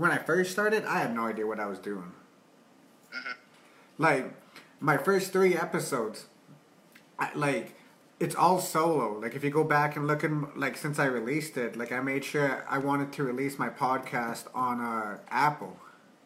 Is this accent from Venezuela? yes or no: no; Calgary, Alberta, Canada; also born or lived in Red Deer; Growing up in Calgary? Man, like, the weather's fucked here.